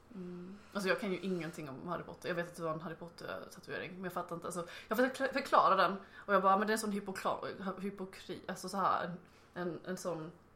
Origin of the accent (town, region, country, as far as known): Blekinge, Sweden; accent: Blekinge dialect; now in Lund, Sweden